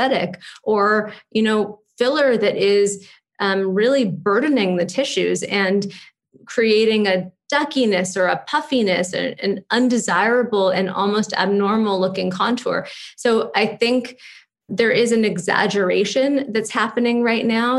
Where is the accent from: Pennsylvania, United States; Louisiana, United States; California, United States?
California, United States; Los Angeles; now in New York, United States; I grew up in Malibu and Santa Monica